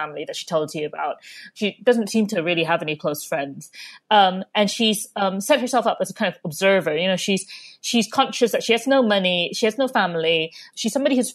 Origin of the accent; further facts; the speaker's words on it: Malaysia; moved away as an adult; now in United Kingdom; I grew up in Malaysia, and I didn't have any libraries nearby, really